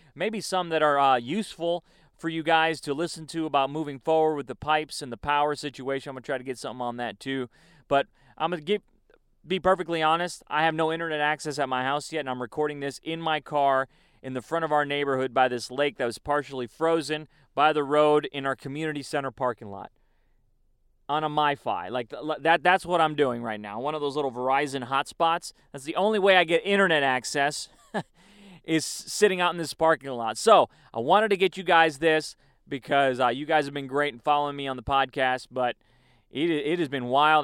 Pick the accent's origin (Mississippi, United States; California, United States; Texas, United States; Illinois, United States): Illinois, United States; Chicago; moved away; I was going to school in Chicago. I was born in Chicago.